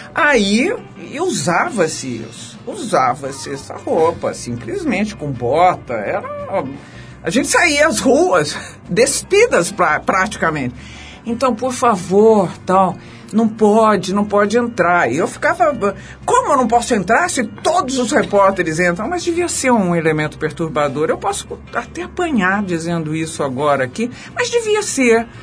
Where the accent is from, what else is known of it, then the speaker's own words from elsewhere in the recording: Brazil; now in São Paulo, Brazil; eu que sou caipira do interior